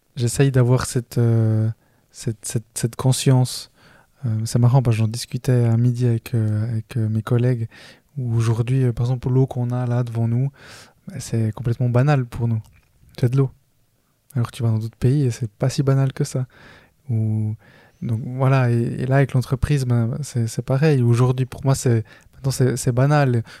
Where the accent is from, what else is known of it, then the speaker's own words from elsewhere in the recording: Switzerland; je suis né en Suisse, je suis le près de ma famille à être né en Suisse. Là-bas, je suis colombien